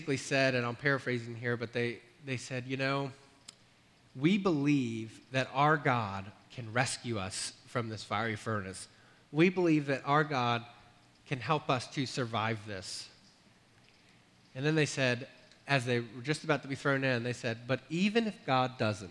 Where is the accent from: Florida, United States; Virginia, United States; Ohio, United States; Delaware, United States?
Delaware, United States; Millsboro; moved away as an adult; also born or lived in North Carolina; 10 years ago was when I moved back to Delaware from North Carolina